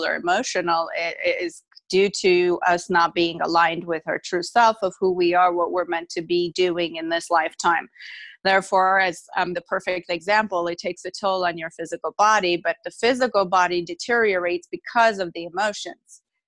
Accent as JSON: {"language": "English", "country": "Armenia", "tie": "born or raised there", "moved": "yes", "lives_now": "United States", "said": "I was moved from my home country, Armenia, to United States."}